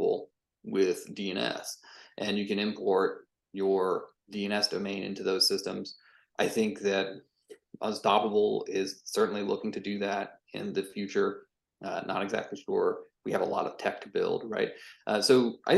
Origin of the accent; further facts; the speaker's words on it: Atlanta, Georgia, United States; moved away as an adult; also born or lived in San Francisco; I actually moved back to where I grew up in Atlanta, Georgia.